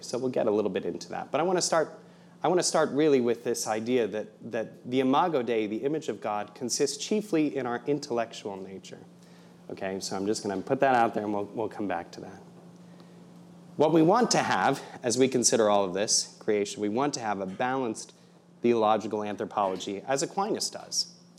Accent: Fort Wayne, Indiana, United States; moved away as an adult; also born or lived in Providence, Rhode Island; I'm from Indiana originally.

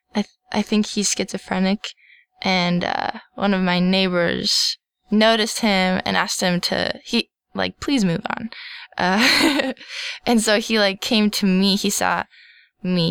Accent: Minnesota, United States; I'm a Minnesotan

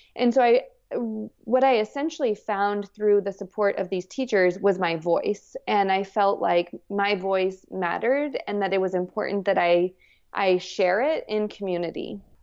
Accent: New Mexico, United States; I grew up in New Mexico

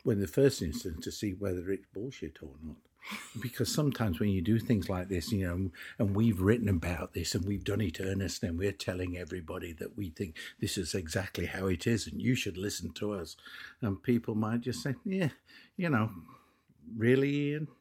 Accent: England, United Kingdom; I'm English

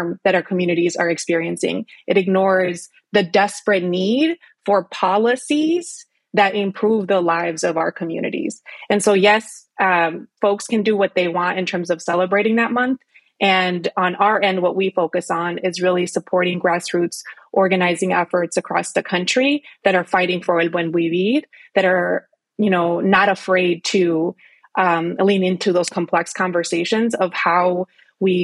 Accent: Minnesota, United States; I am a Chicana from Minnesota

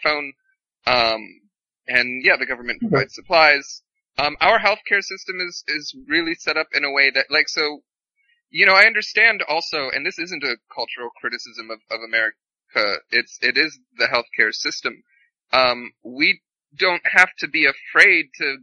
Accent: United States; now in South Korea; I have this unique perspective as an American

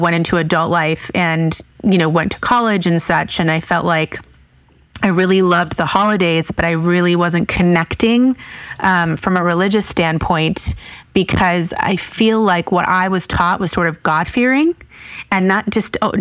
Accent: Key West, Florida, United States; also born or lived in Israel / New York; I moved to Key West, Florida, which there are no Jews there. So I grew up in a very Catholic-based community.

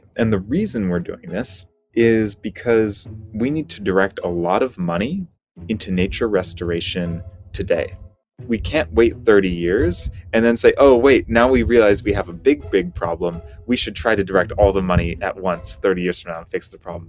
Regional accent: U.S. Virgin Islands; also born or lived in Washington State, United States / California, United States / Hawaii, United States; now in Bay Area, United States; I grew up in the Caribbean on the island of St. Croix. My family moved to Washington State afterward

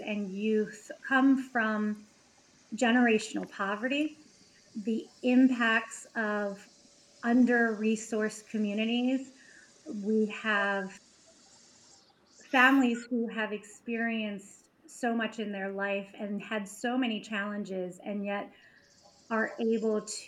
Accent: Baltimore, Maryland, United States; I grew up in Baltimore City. I went to Baltimore City public schools

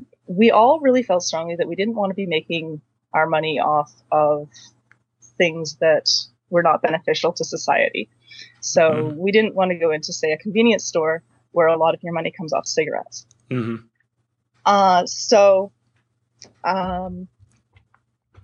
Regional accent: Quinte area of Ontario, Canada; now in Waterloo, Canada; I am originally from the Quinte area of Ontario, so that's sort of between Belleville and Kingston. I grew up out in the country

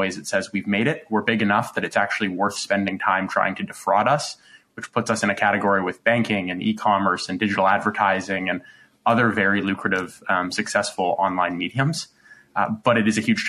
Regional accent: British Columbia, Canada; also born or lived in Los Angeles; now in Toronto, Canada; I grew up in British Columbia, spent a stint in Los Angeles, and then came back to Toronto.

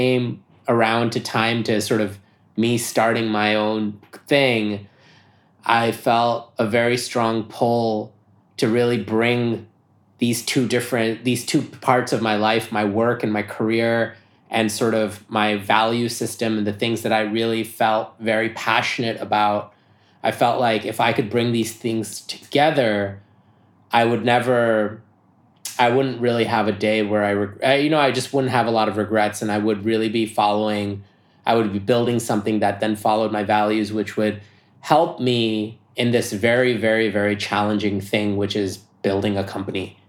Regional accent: New York, United States; I'm American, and I'm a New Yorker. So having grown up in New York

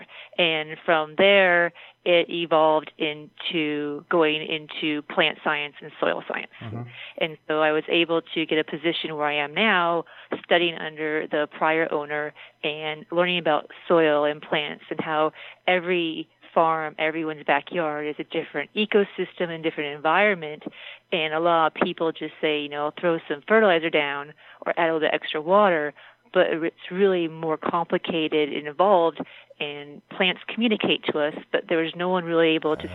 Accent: Mesa, Arizona, United States; also born or lived in San Diego; I grew up in Mesa, and I've been in Arizona for about 40 years

